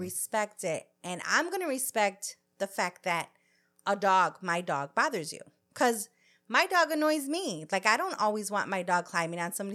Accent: United States; I'm born here. I'm third generation here

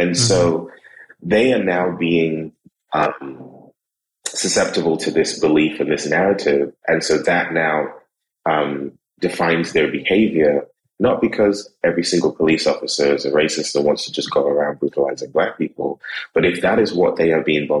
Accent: Trinidad & Tobago; people see me and then I open my mouth and then I tell them I'm from Trinidad and I tell them where I've lived.

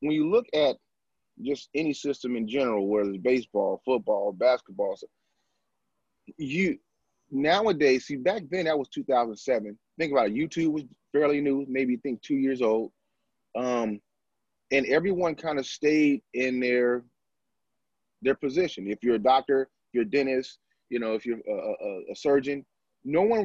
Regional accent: United States

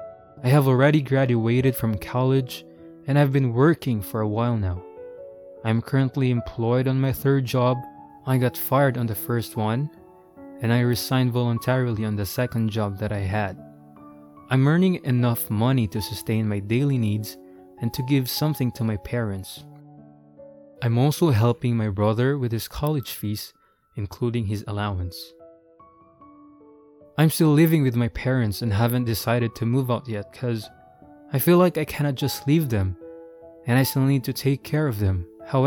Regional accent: Sacramento, California, United States

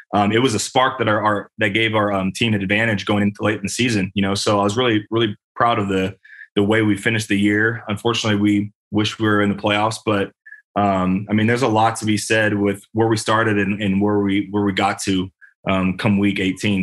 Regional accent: Bay Area, California, United States; moved away as an adult; also born or lived in Indianapolis; I'm from California. I'm I'm I'm a Bay Area native

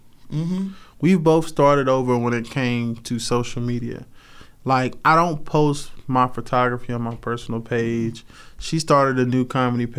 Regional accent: Rocky Mount, North Carolina, United States; moved away; I grew up in Rocky Mount, North Carolina.

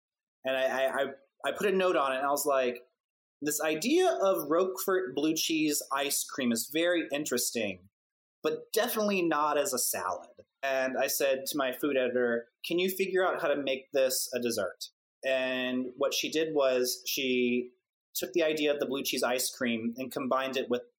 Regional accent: the South, United States; I am a Southerner by birth, and I've lived most of my life in the South.

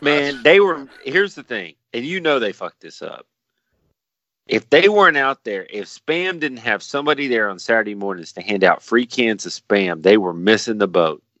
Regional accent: Dallas, Texas, United States; I'm from Dallas

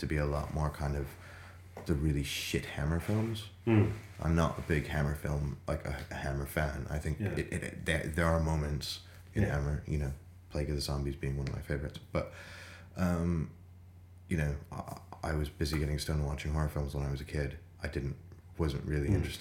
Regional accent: United States; now in London, United Kingdom; I'm obviously American

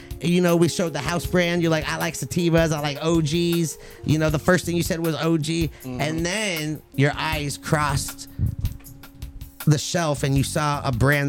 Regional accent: Los Angeles, California, United States; growing up in the Valley

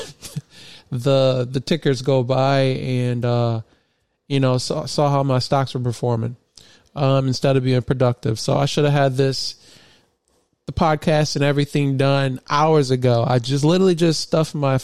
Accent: Michigan, United States; Michigan, my home state

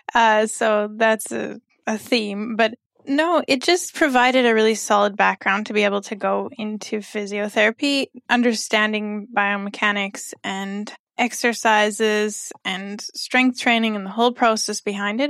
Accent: Canada; moved away as an adult; also born or lived in Mexico / Nepal; now in Kuwait; I'm a physiotherapist from Canada, and I've been in Kuwait for almost eleven months

